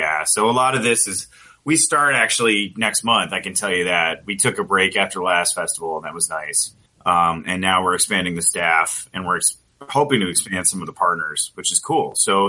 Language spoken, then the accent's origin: English; Iowa, United States; now in Los Angeles, United States; Iowa, which is my home state.